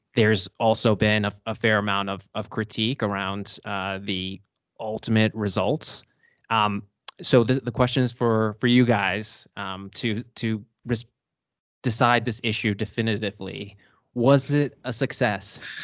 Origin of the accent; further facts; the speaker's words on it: United States; now in Dusseldorf, Germany; I'm an American lawyer at Clifford Chance, Germany